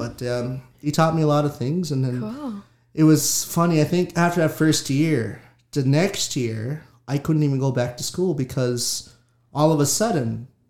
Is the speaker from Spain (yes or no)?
no; Waycobah First Nation, Nova Scotia, Canada; now in Wagmatcook First Nation, Canada; But I'm from Waigamaw, and I grew up there until I was 15. And I moved to Wamakook First Nation when I was 15, and now that's where I'm at right now.